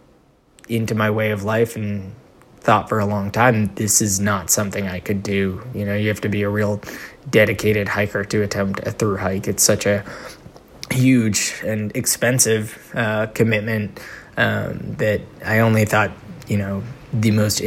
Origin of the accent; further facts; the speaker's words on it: Northeast, United States; I'm from the Northeast